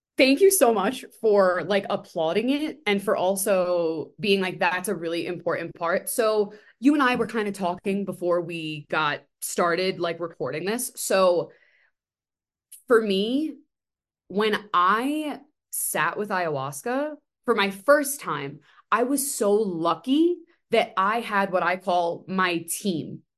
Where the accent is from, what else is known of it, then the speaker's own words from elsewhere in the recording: New York City, New York, United States; I'm from Staten Island.